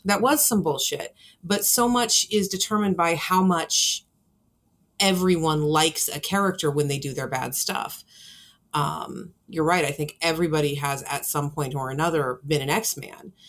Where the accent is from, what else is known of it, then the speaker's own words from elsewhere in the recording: California, United States; moved away; I'm from California originally